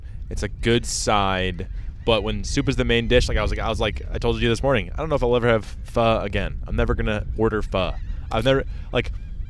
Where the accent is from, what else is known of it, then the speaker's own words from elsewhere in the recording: United States; One more privilege that we have as white American people is you speak English great